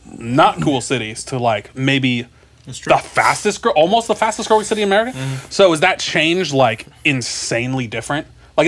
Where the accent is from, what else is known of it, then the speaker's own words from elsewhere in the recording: West Coast, California, United States; But I grew up on the West Coast